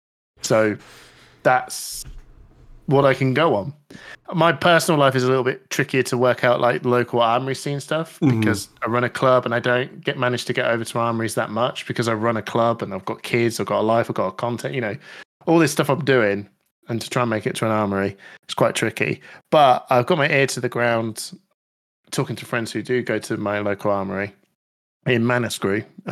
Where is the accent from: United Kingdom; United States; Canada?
United Kingdom; I don't know where anyone's from. I'm rocking boats here. I'm British.